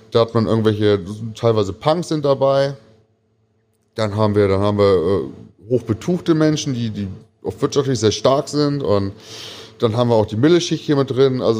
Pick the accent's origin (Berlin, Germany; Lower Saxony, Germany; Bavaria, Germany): Lower Saxony, Germany; Braunschweig; born there; ich bin ja gebürtiger Braunschweiger, habe aber in der Stadt sehr wenig gelebt